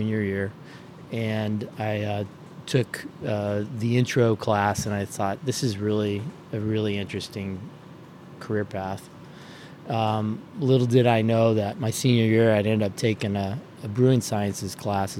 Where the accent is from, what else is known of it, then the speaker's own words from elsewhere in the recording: San Jose, California, United States; moved away as an adult; also born or lived in Davis, California / Boston area; now in Boston, United States; I grew up in San Jose, California